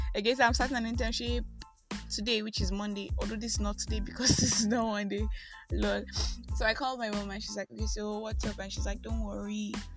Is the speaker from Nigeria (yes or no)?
yes; Nigeria; I am that Nigerian Christian